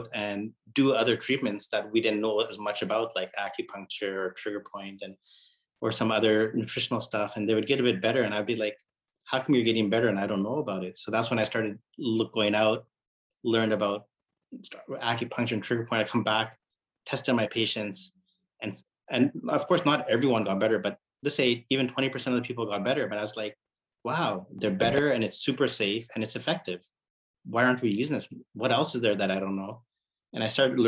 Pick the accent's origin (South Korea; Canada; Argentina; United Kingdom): Canada; Vancouver, British Columbia; moved away as an adult; now in Toronto, Canada; I was born in Vancouver, Canada, and that's where I did my medical school